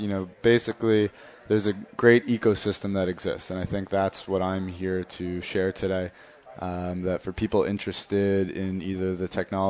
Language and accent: English; Princeton, New Jersey, United States; now in Tel Aviv, Illinois, United States; Princeton, New Jersey.